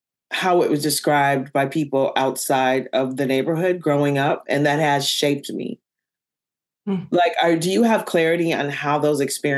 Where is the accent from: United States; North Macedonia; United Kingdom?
United States; Minneapolis, Minnesota; I grew up in North Minneapolis, which is historically Black.